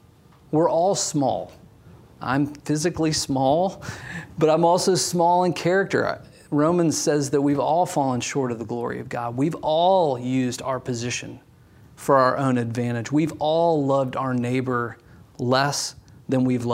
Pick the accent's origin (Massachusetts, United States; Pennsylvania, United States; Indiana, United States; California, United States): Indiana, United States; as we drove down the main street of my hometown